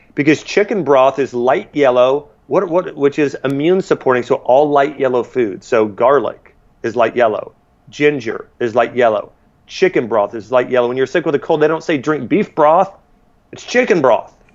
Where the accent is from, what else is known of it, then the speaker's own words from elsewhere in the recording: Ohio, United States; moved away as an adult; also born or lived in Nashville, Tennessee; I grew up in Ohio, I moved to Tennessee